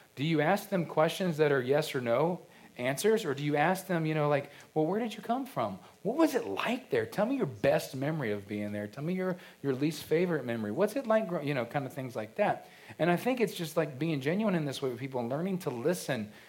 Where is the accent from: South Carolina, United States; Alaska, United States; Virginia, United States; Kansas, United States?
Virginia, United States; Culpeper County; I remember growing up, Podunk, Culpeper County, you know, Virginia